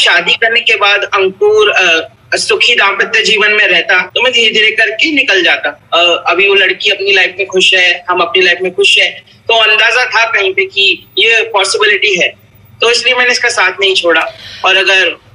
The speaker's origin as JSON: {"language": "Hindi", "region": "Haryana", "country": "India", "said": "मैं हरियाणा से बिलोंग करता हूँ"}